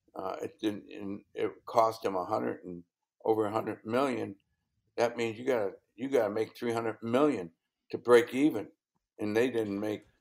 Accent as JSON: {"language": "English", "region": "Indiana", "country": "United States", "moved": "yes", "said": "I'm from Indiana."}